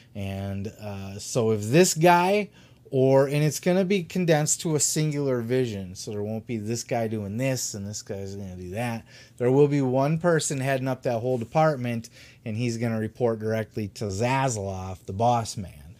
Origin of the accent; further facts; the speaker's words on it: Grand Rapids, Michigan, United States; my home city of Grand Rapids